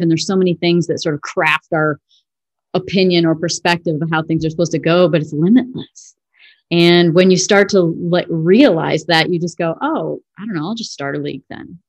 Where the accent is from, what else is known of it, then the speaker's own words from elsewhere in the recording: Illinois, United States; I'm from Illinois